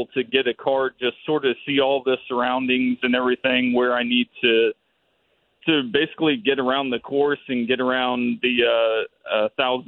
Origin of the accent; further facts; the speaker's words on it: Broken Arrow, Oklahoma, United States; I grew up in Broken Arrow, Oklahoma